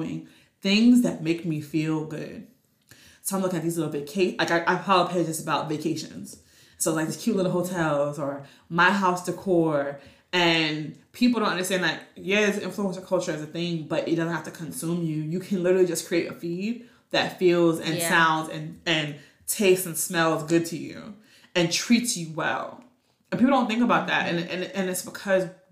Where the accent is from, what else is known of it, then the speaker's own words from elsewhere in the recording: New York, United States; my well-seasoned New York ears